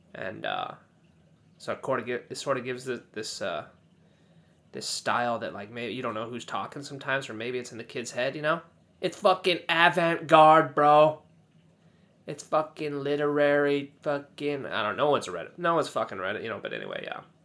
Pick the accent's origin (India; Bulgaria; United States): United States; I don't speak British English, you know. I'm from America